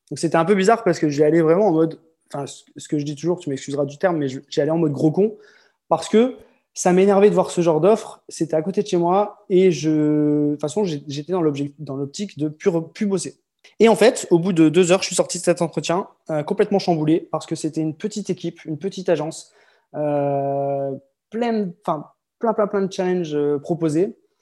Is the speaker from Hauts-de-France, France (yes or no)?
yes; Lille, Hauts-de-France, France; born or raised there; moved away as an adult; also born or lived in Croix / Marseille / Malaga / Tourcoing; now in French Polynesia